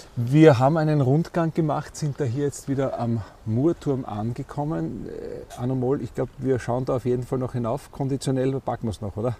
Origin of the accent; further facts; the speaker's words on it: Styria, Austria; bei uns in der Steiermark, wir sagen hier, die, das sind die Murnockerln